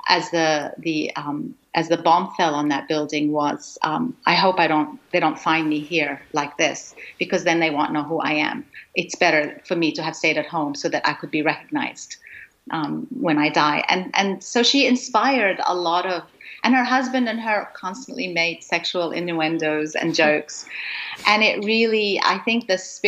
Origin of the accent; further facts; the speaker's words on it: Gaza, Gaza Strip, Palestine; moved away; I was born in Gaza in Palestine